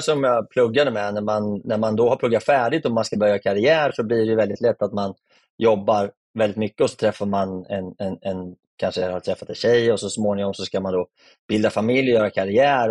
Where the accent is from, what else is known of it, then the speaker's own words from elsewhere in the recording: Örebro, Örebro County, Sweden; also born or lived in Malmö; jag är ju skåning, men närking är jag ju egentligen. Då. Så jag har ju bott hela mitt liv i, i Örebro